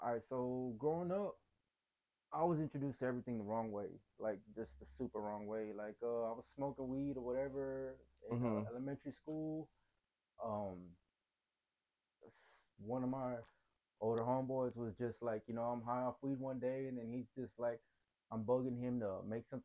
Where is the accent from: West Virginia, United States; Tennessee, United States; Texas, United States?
Texas, United States; Dallas; Born and raised in Oak Cliff